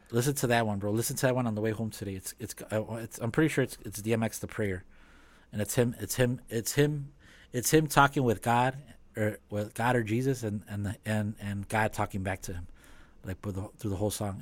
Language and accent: English; Chicago, Illinois, United States; growing up in Chicago, living in Chicago